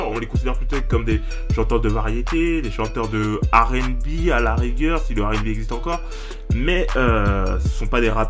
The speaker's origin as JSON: {"language": "French", "country": "France", "said": "ouais, je suis français."}